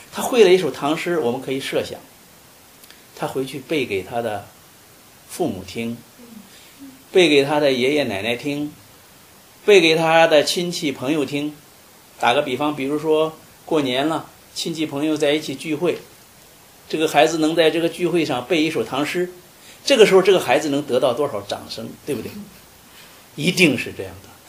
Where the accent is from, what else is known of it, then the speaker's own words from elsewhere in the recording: China; 作为我们中国人，作为我们华人